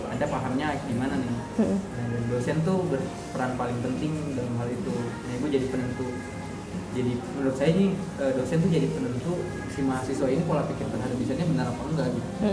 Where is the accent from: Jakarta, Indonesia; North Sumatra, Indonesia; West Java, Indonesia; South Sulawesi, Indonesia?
South Sulawesi, Indonesia; Makassar; moved away as an adult; also born or lived in Bandung; saya dari Makassar